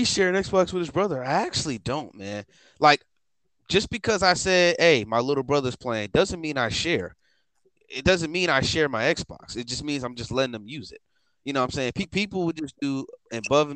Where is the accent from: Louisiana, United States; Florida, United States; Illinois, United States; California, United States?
Illinois, United States; Chicago; I'm black. I'm from Chicago. That's where I'm from